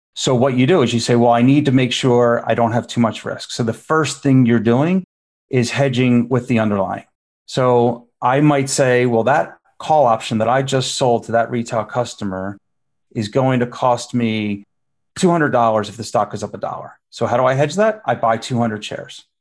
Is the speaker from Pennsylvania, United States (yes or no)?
yes; Philadelphia, Pennsylvania, United States; I grew up in Philadelphia in just sort of a middle class average neighborhood